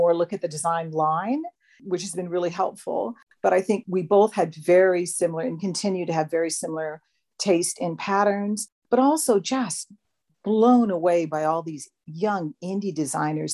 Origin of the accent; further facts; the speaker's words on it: Hawaii, United States; now in Hobart, Australia; I live in Hobart. So in Hobart, you know, I grew up in Hawaii.